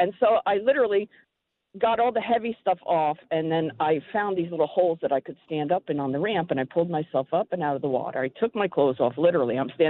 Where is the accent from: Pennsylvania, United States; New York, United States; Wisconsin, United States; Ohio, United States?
New York, United States; Is I'm a New Yorker, and, you know, it's nothing when you turn on the radio to hear you guys talking.